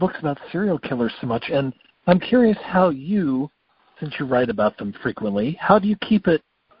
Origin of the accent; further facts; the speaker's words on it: Spokane, Washington, United States; I grew up in Spokane.